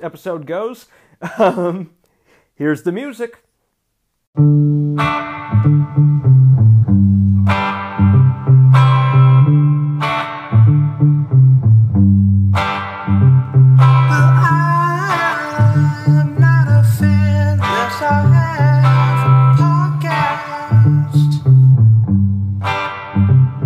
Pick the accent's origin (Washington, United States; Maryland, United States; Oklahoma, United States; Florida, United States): Washington, United States; Seattle; also born or lived in New York / Georgia / Southern California; now in Mojave Desert, Southern California, United States; I grew up in Seattle, where there basically are no accents